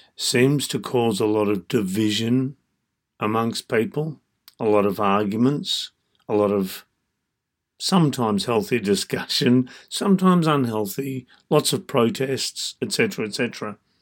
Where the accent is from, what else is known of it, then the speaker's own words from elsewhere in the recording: Australia; I was born and raised in Australia